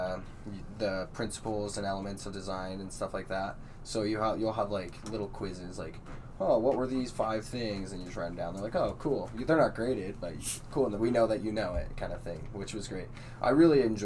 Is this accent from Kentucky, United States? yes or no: no; Casper, Wyoming, United States; I've lived in Casper for 20 years